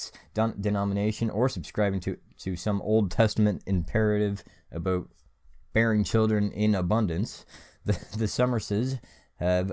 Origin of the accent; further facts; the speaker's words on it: Canada; we're Canadian